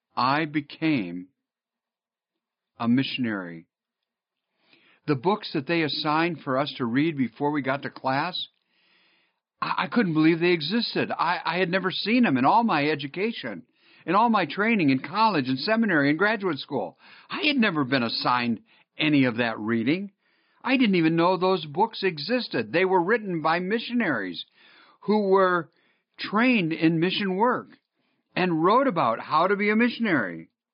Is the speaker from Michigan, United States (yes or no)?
yes; Northville, Michigan, United States; moved away; I grew up in Northville